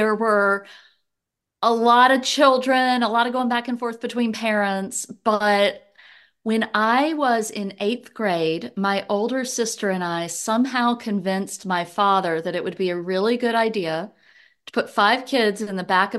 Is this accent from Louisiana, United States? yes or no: yes; Shreveport, Louisiana, United States; born there; So I was born on a dark and stormy night in Shreveport, Louisiana. And then my family moved